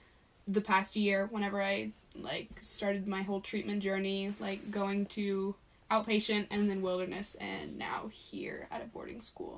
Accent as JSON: {"language": "English", "region": "Texas", "country": "United States", "tie": "born or raised there", "moved": "yes", "said": "So I grew up in Texas and I've lived my entire life there."}